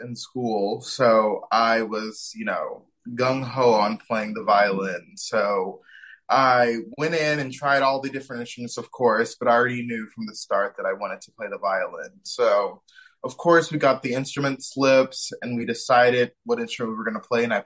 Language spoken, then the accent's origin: English; Shaker Heights, Ohio, United States; now in Fort Worth, United States; I grew up more specifically in Shaker Heights, Ohio